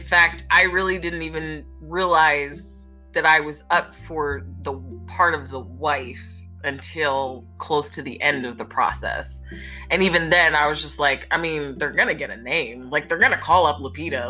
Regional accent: Philadelphia, Pennsylvania, United States; my hometown and just kind of chilling with the Philly people.

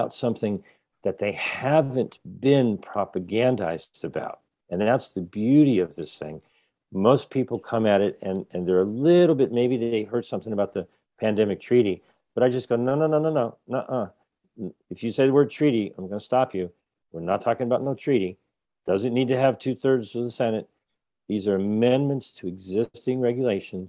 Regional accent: Rhode Island, United States; I'm from Rhode Island.

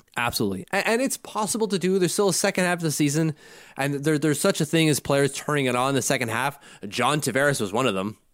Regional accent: Canada; I'm Canadian

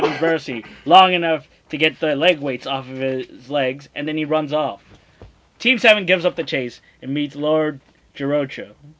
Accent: New York City, New York, United States; I grew up in the Bronx.

